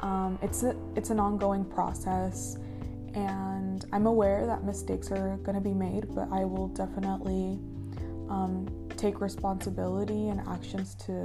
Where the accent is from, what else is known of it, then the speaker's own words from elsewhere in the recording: United States; I was born here in the United States